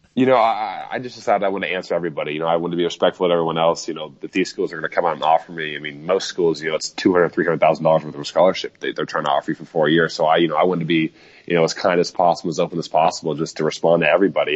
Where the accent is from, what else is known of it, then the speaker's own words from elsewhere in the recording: Overland Park, Kansas, United States; where I grew up in Overland Park, Kansas